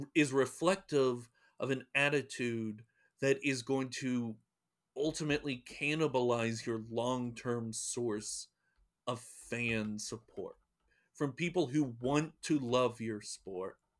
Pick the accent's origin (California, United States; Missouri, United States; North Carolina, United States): North Carolina, United States; I'm from North Carolina